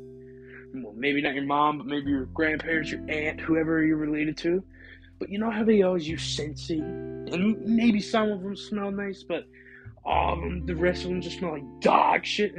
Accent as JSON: {"language": "English", "country": "Canada", "said": "I'm from Canada. Never been to the U.S."}